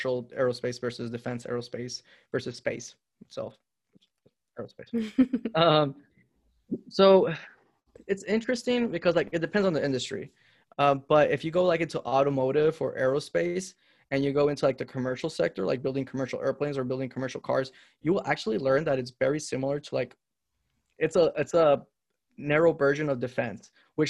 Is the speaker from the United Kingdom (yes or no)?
no; Honduras; moved away; also born or lived in Indiana; I grew up in Honduras